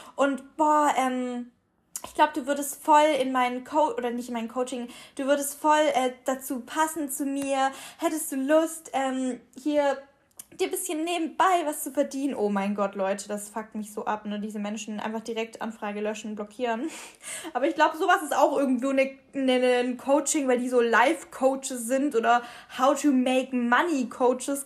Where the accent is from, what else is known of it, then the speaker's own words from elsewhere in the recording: Ulm, Baden-Württemberg, Germany; now in Cologne, Germany; bei uns in Ulm